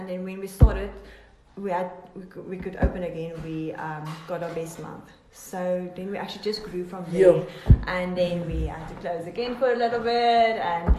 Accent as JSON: {"language": "English", "town": "Cape Town", "region": "Western Cape", "country": "South Africa", "said": "No, I came from Cape Town, and yeah."}